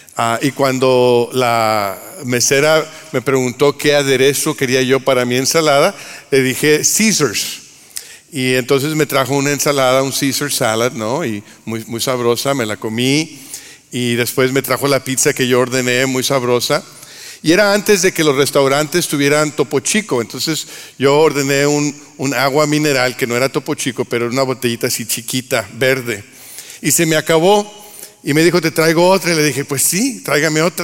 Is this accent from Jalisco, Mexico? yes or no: no; Monterrey, Nuevo León, Mexico; soy de Monterrey